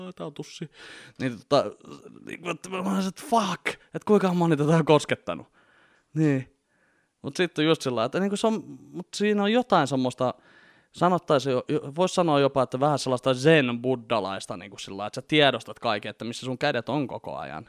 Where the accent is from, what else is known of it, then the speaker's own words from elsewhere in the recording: Vantaa, Uusimaa, Finland; mä oon Vantaalta lähtöisin